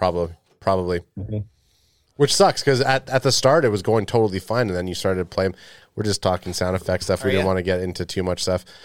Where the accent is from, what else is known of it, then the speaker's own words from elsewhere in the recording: Canada; We're Canadian.